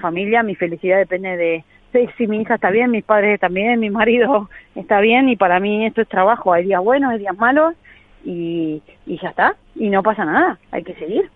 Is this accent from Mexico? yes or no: no; Argentina